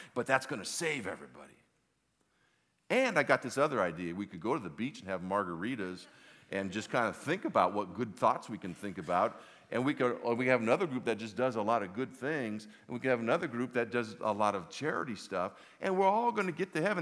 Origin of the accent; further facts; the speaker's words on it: Los Angeles, California, United States; I grew up in Southern California in the, in the valley. I'm an old valley boy, San Fernando Valley.